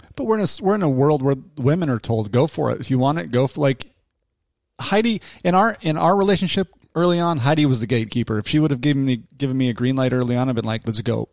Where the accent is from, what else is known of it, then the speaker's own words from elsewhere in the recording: Salt Lake City, Utah, United States; I grew up in Salt Lake City myself